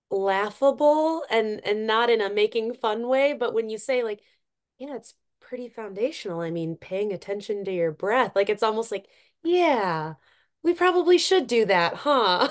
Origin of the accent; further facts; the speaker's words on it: Cook County, Minnesota, United States; growing up in Cook County as, you know, a teenager